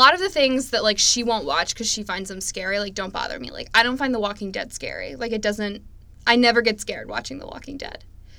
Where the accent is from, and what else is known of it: upstate New York, United States; born or raised there